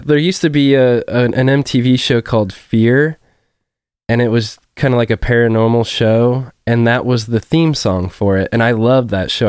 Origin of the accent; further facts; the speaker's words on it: Forrest, Illinois, United States; I grew up in Forest